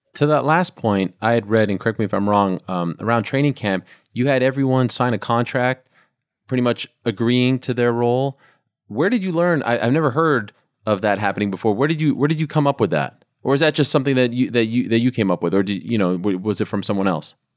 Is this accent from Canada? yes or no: yes; Canada; as a Canadian.